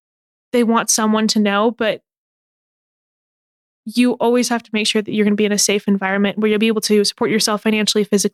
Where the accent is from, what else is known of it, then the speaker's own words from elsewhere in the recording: American Fork, Utah, United States; I found a group of members in my hometown, American Fork